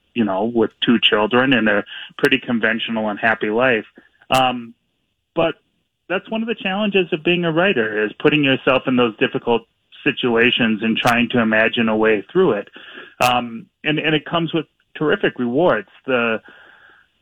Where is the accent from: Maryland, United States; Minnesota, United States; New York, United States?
Minnesota, United States; Minneapolis; I grew up here in Minneapolis and mm-hmm. and have lived here for just about my whole life